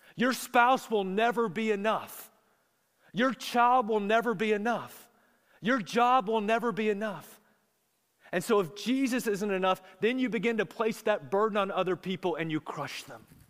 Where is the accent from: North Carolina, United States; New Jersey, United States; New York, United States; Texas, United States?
North Carolina, United States; Charlotte; I grew up in Charlotte